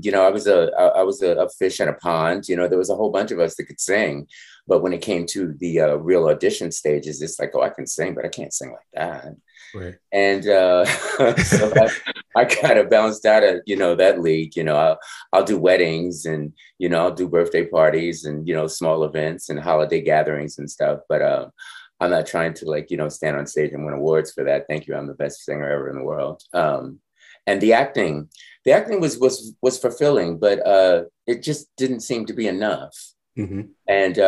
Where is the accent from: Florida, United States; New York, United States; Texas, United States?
New York, United States; New York City; also born or lived in Brooklyn, New York; now in Harlem, New York; I was born in Brooklyn and raised in Rosedale.